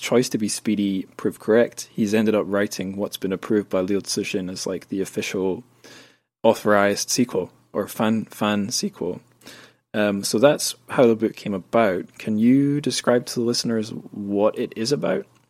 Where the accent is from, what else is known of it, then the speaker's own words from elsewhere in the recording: Scotland, United Kingdom; where I grew up in Scotland